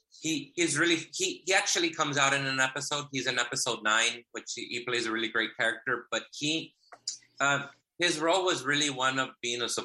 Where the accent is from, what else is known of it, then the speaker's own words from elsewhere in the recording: Inglewood, California, United States; also born or lived in South Central Los Angeles; I grew up in Inglewood, and then as an adult, I lived in South Central Los Angeles